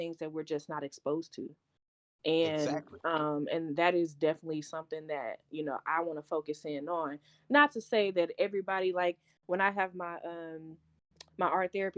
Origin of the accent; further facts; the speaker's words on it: Dallas, Texas, United States; I'm from Pleasant Grove. Pleasant Grove doesn't have any